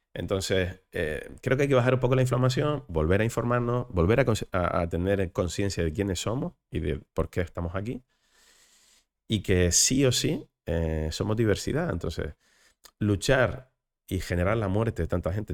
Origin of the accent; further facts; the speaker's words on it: Canary Islands, Spain; accent: Canarian; como Canarias, que seguimos teniendo unos índices de pobreza insoportables